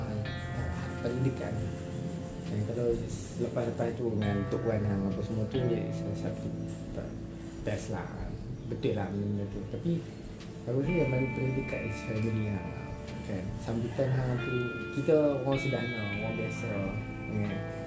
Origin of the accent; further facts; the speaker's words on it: Kedah, Malaysia; Kalau kat Kedah Aku dibesar kat Lemon